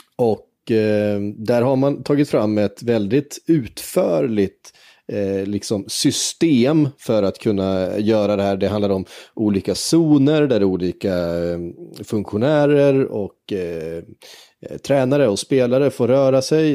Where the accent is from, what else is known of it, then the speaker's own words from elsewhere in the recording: Tibro, Västra Götaland, Sweden; jag är född i Tibro